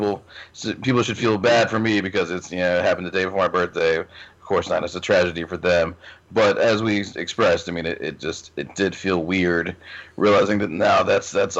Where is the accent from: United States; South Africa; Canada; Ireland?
United States; Richmond; I'm born and raised in Richmond